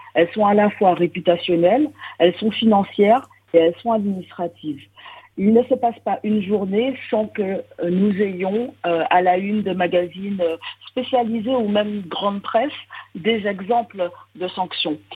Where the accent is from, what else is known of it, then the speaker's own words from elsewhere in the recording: Martinique; now in Montréal, Canada; je suis martiniquaise